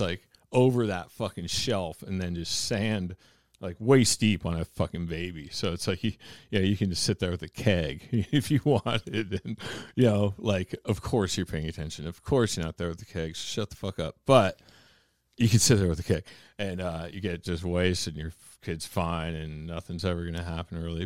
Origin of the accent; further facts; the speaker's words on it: Mount Baker, Washington, United States; I'm from Baker